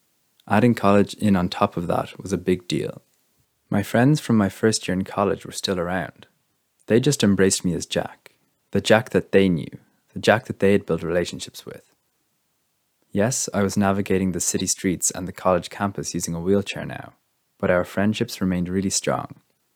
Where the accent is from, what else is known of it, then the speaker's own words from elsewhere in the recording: Leinster, Ireland; I'm from Meath, and I live in the family home in the countryside at the moment, which I love.